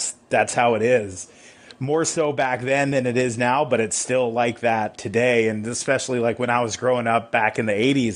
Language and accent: English; Huntington Beach, California, United States; I grew up down in Huntington Beach, California, aka Surf City, USA